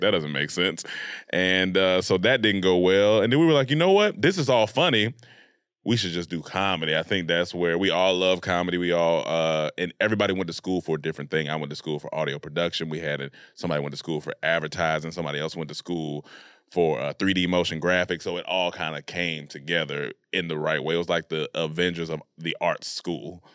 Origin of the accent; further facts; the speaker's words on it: Raleigh-Durham area, North Carolina, United States; I was raised in North Carolina, Raleigh, Durham area of North Carolina